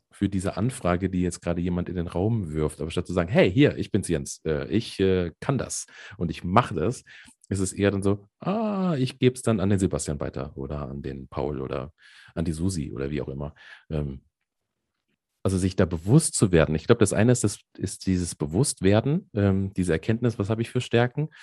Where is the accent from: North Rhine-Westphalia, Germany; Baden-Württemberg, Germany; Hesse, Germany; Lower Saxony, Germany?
Hesse, Germany; accent: Hessian; ich bin ja äh, halber Hesse